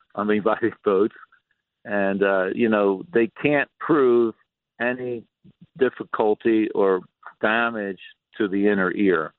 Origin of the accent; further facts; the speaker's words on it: Atlantic City, New Jersey, United States; born and raised in Atlantic City, lifeguard, sailor